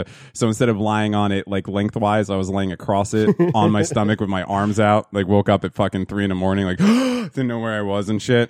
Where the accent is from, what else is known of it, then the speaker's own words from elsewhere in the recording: New Jersey, United States; we're from New Jersey. It's in our fucking blood.